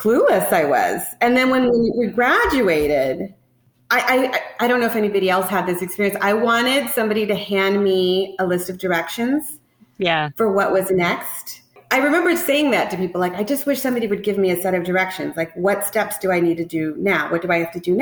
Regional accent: Tacoma, Washington, United States; moved away as an adult; also born or lived in New York City; I grew up in Tacoma, Washington on the West Coast

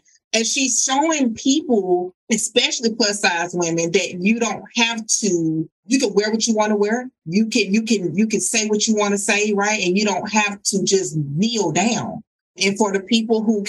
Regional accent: the South, United States; I'm from the South

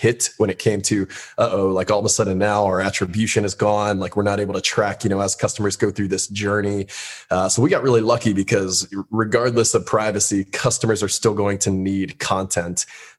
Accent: West Palm Beach, Florida, United States; West Palm Beach, Florida. So down, okay. Down south.

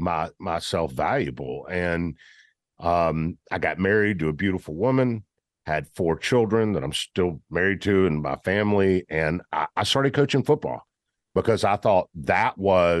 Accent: Memphis, Tennessee, United States; I grew up in Memphis

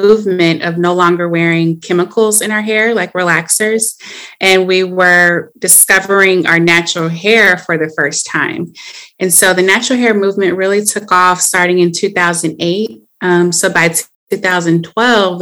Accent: Atlanta, Georgia, United States; now in Los Angeles, United States; I am from Atlanta

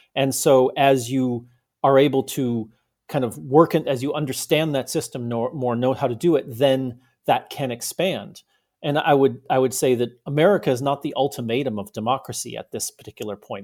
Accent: United States; also born or lived in Germany; as an American

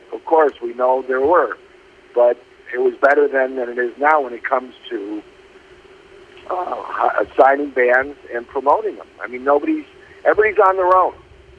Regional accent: Chicago, Illinois, United States; I was in Chicago, and grew up as a big, big sports fan.

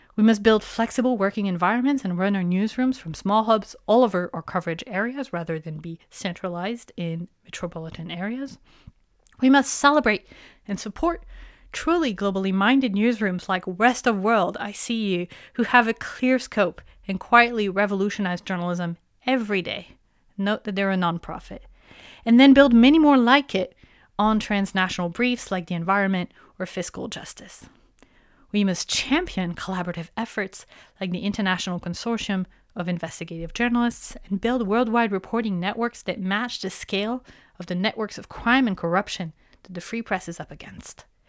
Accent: France; moved away; my hometown in France

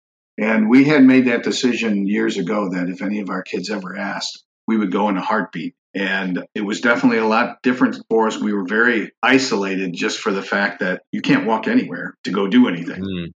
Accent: St. Louis, Missouri, United States; also born or lived in Vermont / Portland, Maine / Colorado / New Hampshire; We're originally from St. Louis, Missouri. We had a farm for 12 years in the Kingdom of Vermont. We lived in Portland, Maine for 8 years.

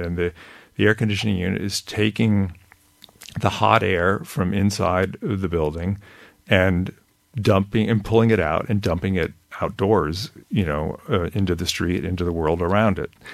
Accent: California, United States; I grew up in California

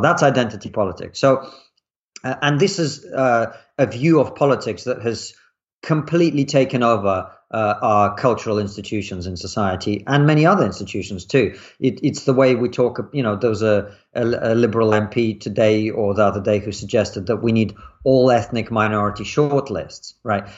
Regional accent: Russia; moved away; I grew up in Russia in the nineties

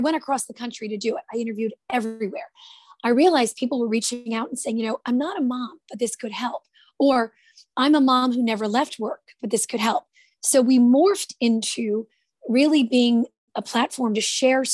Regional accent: Jersey City, New Jersey, United States; I'm from Jersey City, New Jersey. That's where I grew up

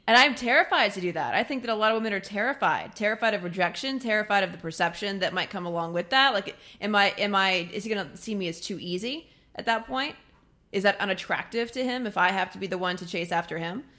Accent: Midwest, United States; I'm from the Midwest

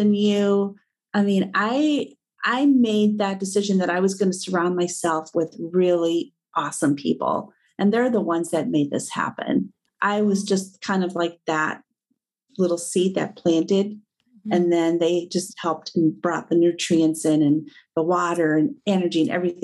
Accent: Midwest, United States; I was born and raised in the Midwest.

